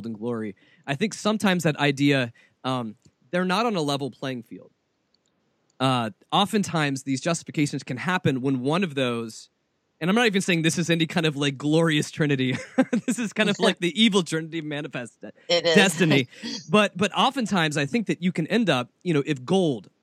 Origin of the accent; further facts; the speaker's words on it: the South, United States; growing up in the South